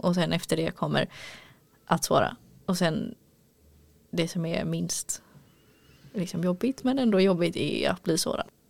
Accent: Gothenburg, Västra Götaland, Sweden; moved away; jag är göteborg

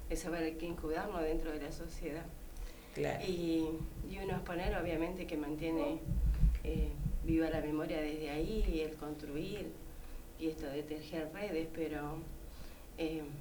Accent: Rawson, Chubut, Argentina; me crié en Rawson prácticamente

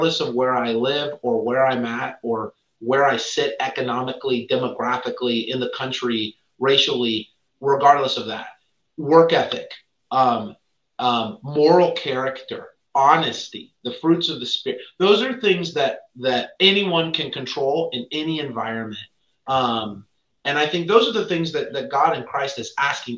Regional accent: San Diego, California, United States; also born or lived in Virginia; growing up in San Diego

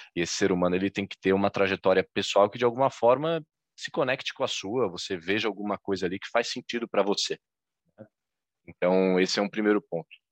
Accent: Florianópolis, Santa Catarina, Brazil; em Florianópolis, Santa Catarina, que é onde eu estou, onde eu nasci e onde eu sigo

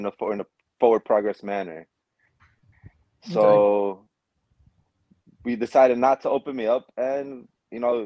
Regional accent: Puebla, Mexico; moved away; I was born in Mexico in a small town, small state called Puebla

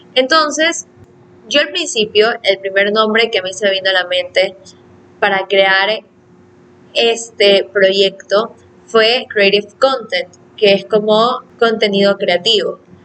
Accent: Ecuador; yo vivo en Ecuador

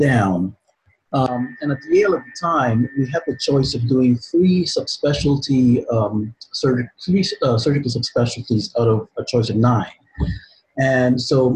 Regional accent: Guyana; moved away; I'm originally from Guyana in South America. So I'm an immigrant to this country.

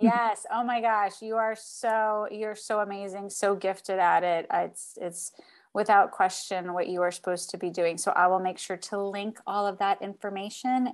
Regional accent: Miami, Florida, United States; moved away; I'm from Miami

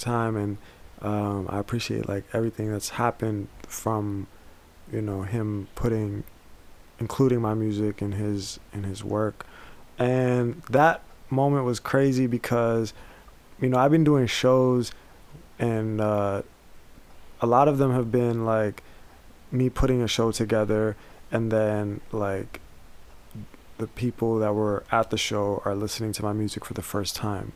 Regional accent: United States; growing up, like in seeing, like even when 9/11 happened, like nobody cared about brown people in America

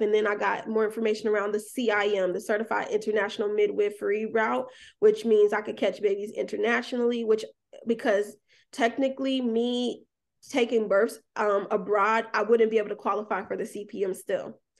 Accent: Atlanta, Georgia, United States; moved away as an adult; now in Alabama, United States; I grew up in Atlanta, moved to Alabama

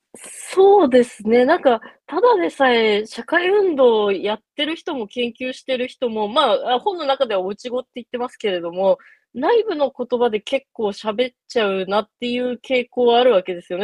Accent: Sapporo, Hokkaido, Japan; moved away as an adult; 22歳まで札幌で過ごしてた

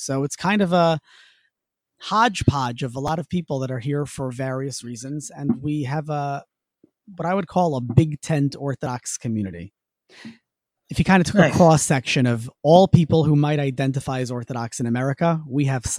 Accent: New York City, New York, United States; now in Albany, United States; I grew up in New York City, and I attended Yeshiva University for my rabbinical school with Sam. Before that, I went to Columbia for undergrad. And I'm currently the rabbi at Congregation Beth Abraham Jacob in Albany, New York.

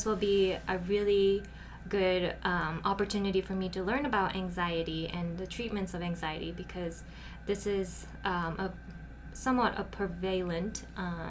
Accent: Japan; now in Utah, United States; I am originally from Japan

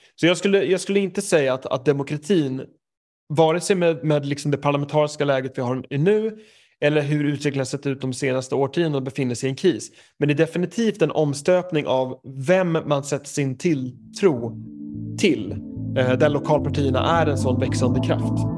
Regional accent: Knivsta, Uppsala County, Sweden; moved away as an adult; now in United Kingdom; jag är ju uppväxt i Knivsta

